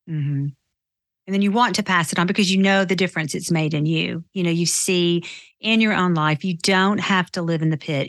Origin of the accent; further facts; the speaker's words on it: Nashville, Tennessee, United States; I grew up in Nashville too